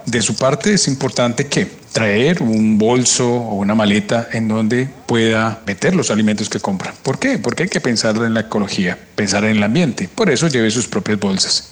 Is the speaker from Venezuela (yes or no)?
no; Colombia; como colombianos